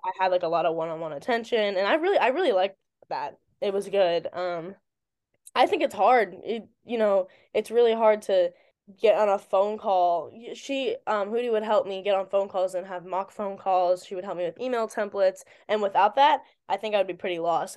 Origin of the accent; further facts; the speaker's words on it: Virginia, United States; moved away as an adult; now in New Jersey, United States; I'm from Virginia.